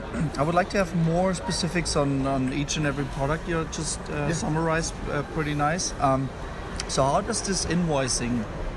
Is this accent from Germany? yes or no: yes; Germany; as you know, I'm from Germany, so European lawyer, German lawyer.